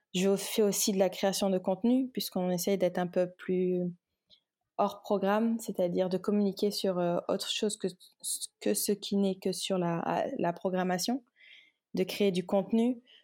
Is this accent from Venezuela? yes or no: no; Dakar, Senegal; also born or lived in Kaolack, Senegal / Paris, France; Je suis née, j'ai grandi au Sénégal. Mhm. Euh, j'étais à Kaolac, donc euh, dans, le, dans la région de. J'étais à Kaolack jusqu'à jusqu'à ce que j'ai 10 ans. Ensuite, je suis allée à Dakar jusqu'au bac